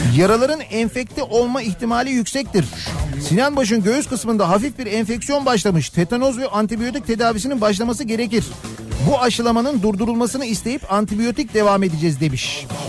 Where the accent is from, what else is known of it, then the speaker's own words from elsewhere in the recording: Fatih / Kocamustafapaşa, Istanbul, Turkey; bizim oralar da öyle. Koca Mustafa Paşa öyle, Fatih öyle